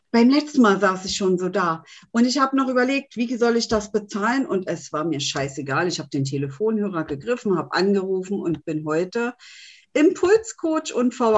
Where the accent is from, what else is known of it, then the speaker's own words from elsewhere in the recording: Berlin, Germany; bin äh, 49 Jahre jung und komme eigentlich aus Berlin.